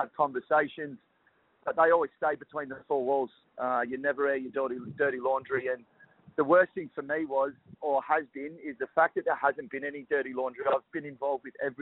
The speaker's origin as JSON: {"language": "English", "town": "Perth", "region": "Western Australia", "country": "Australia", "tie": "born or raised there", "said": "growing up in Perth"}